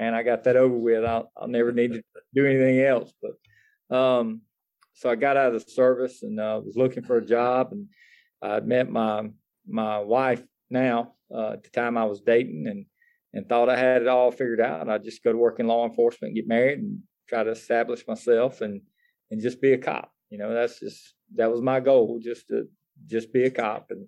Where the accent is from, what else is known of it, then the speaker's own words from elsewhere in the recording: Greenville County, South Carolina, United States; I was born and raised here in Greenville County